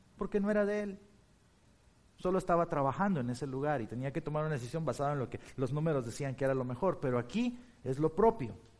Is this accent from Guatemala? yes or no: yes; Guatemala; also born or lived in Turkey / Chicago; now in Blue Island, United States; en Guatemala, en mi país